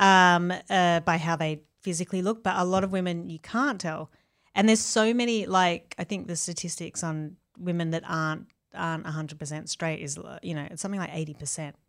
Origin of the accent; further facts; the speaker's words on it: Australia; where I grew up in Australia